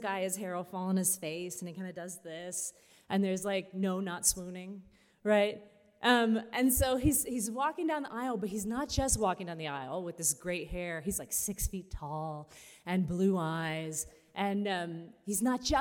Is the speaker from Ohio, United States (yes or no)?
no; Weeki Wachee River, Florida, United States; I grew up swimming in the Wiki-Watchee River